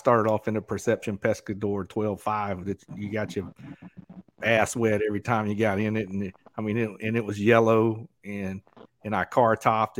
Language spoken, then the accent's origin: English; Southeast Georgia, United States; moved away; I grew up in Southeast Georgia